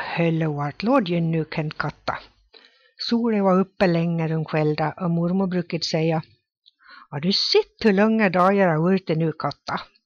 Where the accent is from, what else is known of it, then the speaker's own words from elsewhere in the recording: Ore, Dalarna County, Sweden; Själv kommer jag från Ore som ligger i Rättviks kommun.